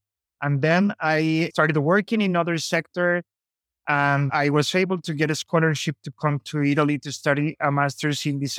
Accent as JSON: {"language": "English", "country": "Colombia", "tie": "born there", "said": "I was born in Colombia, as I mentioned"}